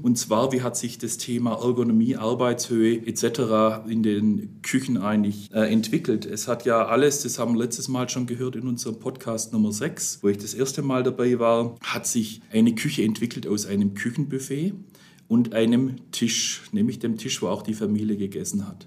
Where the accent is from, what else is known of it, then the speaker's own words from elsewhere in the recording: the South, Southern Germany, Germany; wie man bei uns im Süden sagt